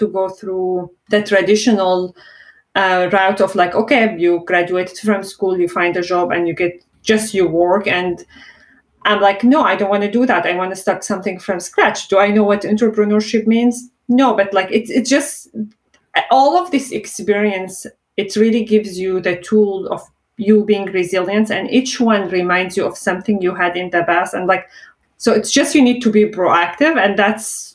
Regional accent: Syria; born or raised there; English is a second language; moved away as an adult

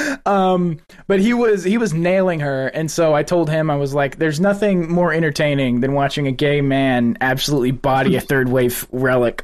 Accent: West Texas, United States; now in Houston, United States; coming from West Texas too, we don't get snow

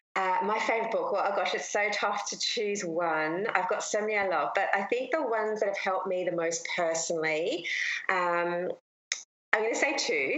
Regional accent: Australia; I'm from Australia and we have the most beautiful beaches in the world

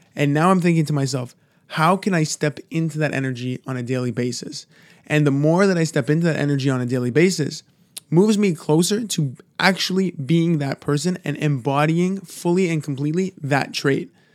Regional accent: Toronto, Ontario, Canada; I'm from, I'm from Toronto

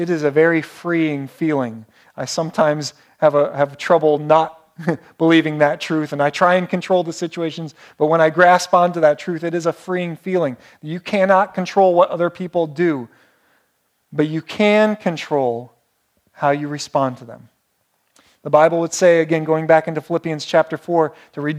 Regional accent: Painesville, Ohio, United States; moved away; I would have to travel 288 miles to where I was born in Painesville, Ohio

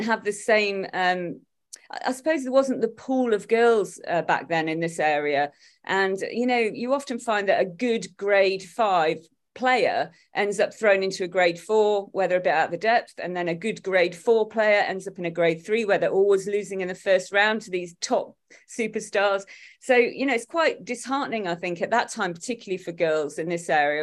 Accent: Derby, East Midlands, United Kingdom; accent: Derby; my Derby accent

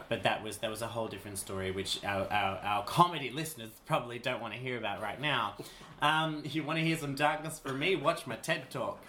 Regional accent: Queensland, Australia; I grew up in Queensland, industry, Australia, which is an incredibly homophobic place

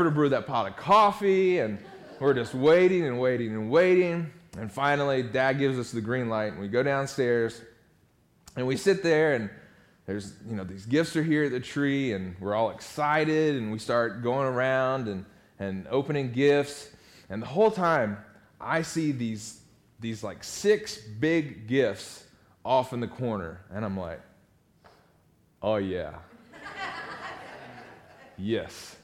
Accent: North Carolina, United States; now in Nashville, United States; My dad was pastor at Elon Powerline in Elon Burlington area for 16 or 17 years. And so I grew up on the North Carolina district

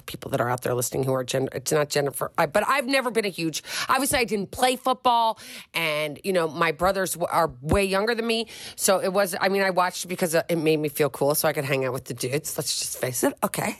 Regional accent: Philadelphia, Pennsylvania, United States

